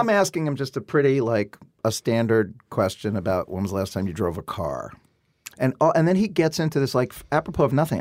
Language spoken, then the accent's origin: English; New York City, New York, United States; I come from Brooklyn.